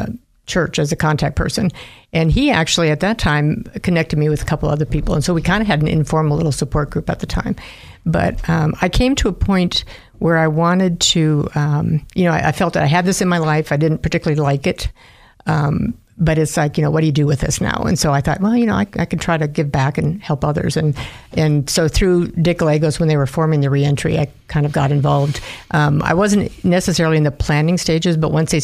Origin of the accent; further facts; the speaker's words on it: Minnesota, United States; now in Idaho, United States; I'm from the Midwest, from Minnesota originally